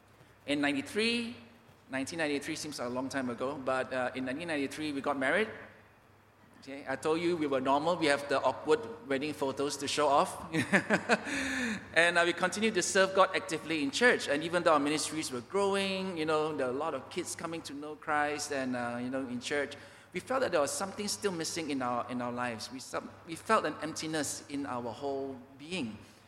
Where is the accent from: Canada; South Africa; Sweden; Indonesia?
Indonesia; Papua; So we are from Papua, Indonesia.